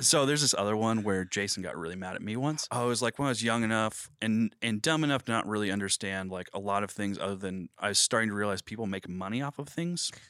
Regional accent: Cushing, Oklahoma, United States; moved away as an adult; now in Springfield, United States; I'm from Cushing, Oklahoma

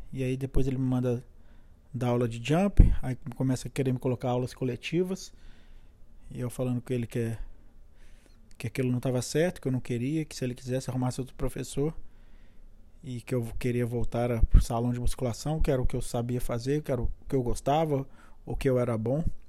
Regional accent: Belo Horizonte, Minas Gerais, Brazil; moved away as an adult; also born or lived in Brasília / Boston; now in San Diego, United States; Eu sou natural de Belo Horizonte

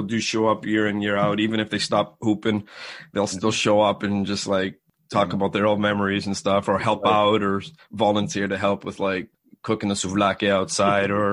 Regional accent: Boston, Massachusetts, United States; also born or lived in Jamaica Plain / Roslindale / Dedham; I grew up in Boston.

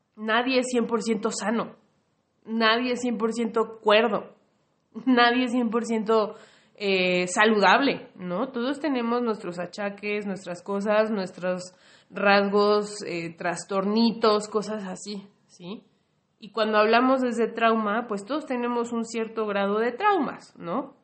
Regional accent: Mexico; yo como mexicana, mexicane más bien

